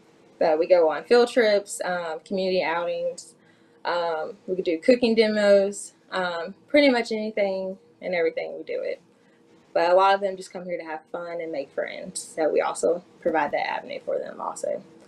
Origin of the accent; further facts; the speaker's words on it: Mississippi, United States; now in Alabama, United States; Well, I'm originally from Mississippi